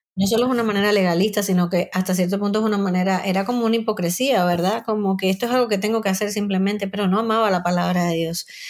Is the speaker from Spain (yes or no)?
no; Cuba; moved away as an adult; soy cubana, aunque vivo hace ya muchos años fuera de Cuba.